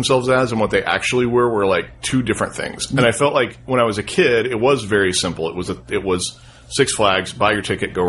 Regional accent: Houston, Texas, United States; I was an Astroworld kid. I grew up in the Houston area

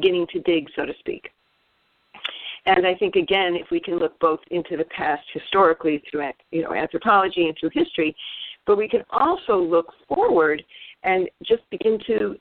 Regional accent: United States; we in the United States and as American women

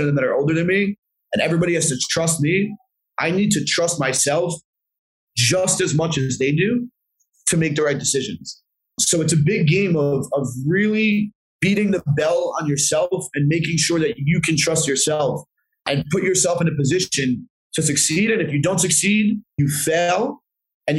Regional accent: New Jersey, United States; this one venue in Jersey that was pretty close to my hometown

